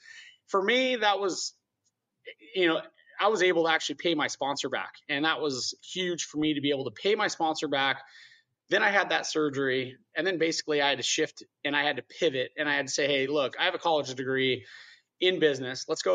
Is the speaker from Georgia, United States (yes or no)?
no; Yorba Linda, California, United States; I grew up in Yorba Linda